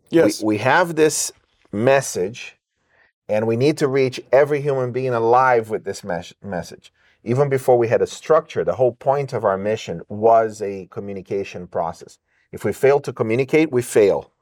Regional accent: England, United Kingdom; I grew up in England and there were about 60 nationalities in the boarding school where I studied

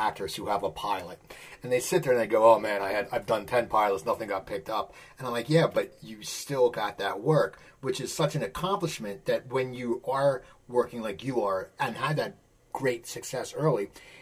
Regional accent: Philadelphia, Pennsylvania, United States; I'm from the Philadelphia area

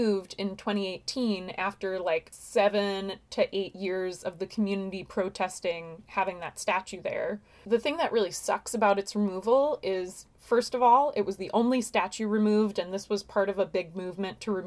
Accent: Long Island, New York, United States; I grew up on Long Island

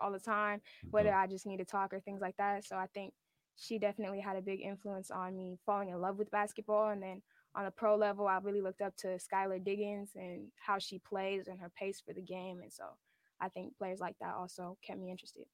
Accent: Sacramento, California, United States; in my hometown

